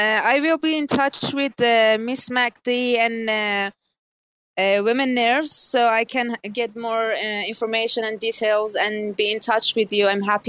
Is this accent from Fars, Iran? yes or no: yes; Shiraz, Fars, Iran; Shiraz, Iran.